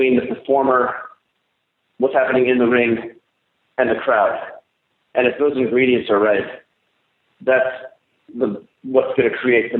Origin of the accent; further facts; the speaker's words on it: Los Angeles, California, United States; it's in Los Angeles, which is my hometown